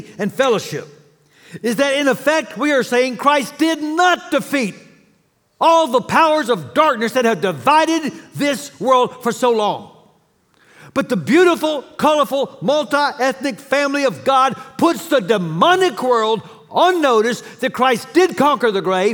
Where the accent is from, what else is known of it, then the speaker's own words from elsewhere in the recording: Dallas, Texas, United States; I grew up in Dallas